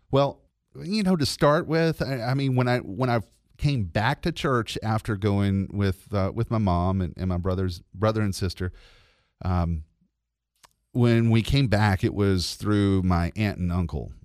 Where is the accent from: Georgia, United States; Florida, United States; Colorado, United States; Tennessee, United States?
Georgia, United States; LaGrange; I was born in LaGrange and have lived there my entire life, and I still live there